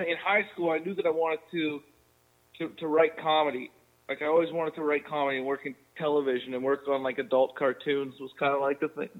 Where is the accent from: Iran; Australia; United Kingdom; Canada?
Canada; Collingwood, Ontario; also born or lived in Germany; now in Vancouver, Canada; So my mother's German. So we moved over here when I was young, though. And I grew up outside of Blue Mountain, Collingwood area in Ontario